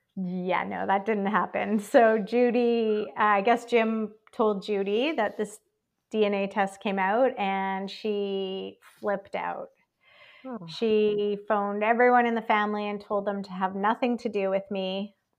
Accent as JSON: {"language": "English", "town": "Calgary", "region": "Alberta", "country": "Canada", "tie": "born or raised there", "moved": "yes", "lives_now": "Victoria, Canada", "said": "I was not raised here. I was raised in Calgary, Alberta, which is one province over."}